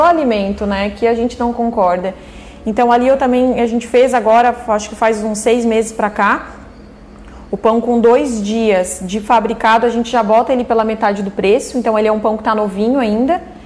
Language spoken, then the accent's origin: Portuguese; Urussanga, Santa Catarina, Brazil; moved away as an adult; also born or lived in Tubarão; now in Orleans, Brazil; Eu nasci em Uruçanga